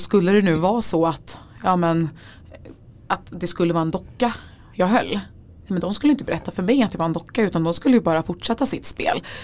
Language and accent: Swedish; Gothenburg, Västra Götaland, Sweden; also born or lived in Örebro; now in Stockholm, Sweden; jag är från Göteborg